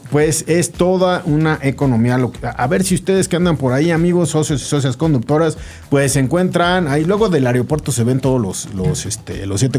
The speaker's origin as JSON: {"language": "Spanish", "country": "Mexico", "said": "somos mexicanos"}